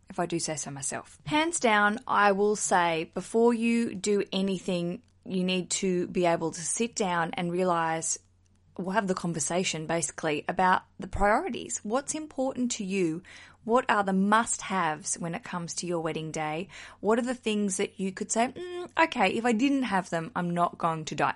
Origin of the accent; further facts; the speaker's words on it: Australia; now in United Kingdom; I'm broadcasting from the UK, I'm an Australian